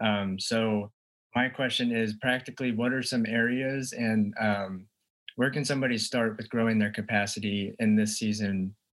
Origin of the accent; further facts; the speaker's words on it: Dallas, Texas, United States; I'm from the Dallas, Texas, Yeehaw area.